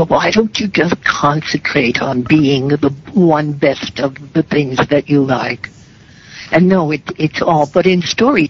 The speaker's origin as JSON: {"language": "English", "town": "Mount Vernon", "region": "New York", "country": "United States", "tie": "born or raised there", "said": "In Mount Vernon, New York."}